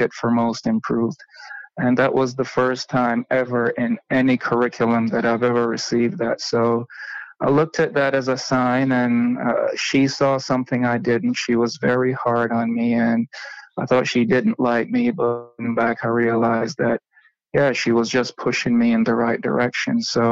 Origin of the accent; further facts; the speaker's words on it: Jamaica; I was born and raised in Jamaica